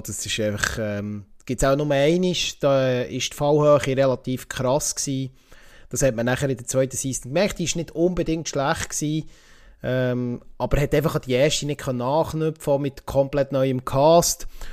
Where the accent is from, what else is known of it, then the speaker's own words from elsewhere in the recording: Switzerland; bei uns in der Schweiz